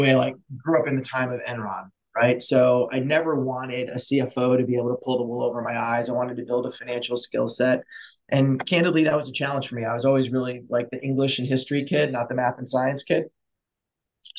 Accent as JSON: {"language": "English", "town": "Buffalo", "region": "New York", "country": "United States", "tie": "born or raised there", "said": "I grew up in Buffalo, New York, which is like a super blue-collar town"}